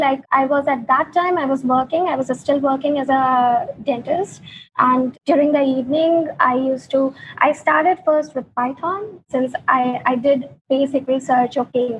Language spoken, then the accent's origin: English; India; moved away as an adult; now in Berlin, Germany; So in 2018, we got an opportunity to move to Berlin, and we moved here from India.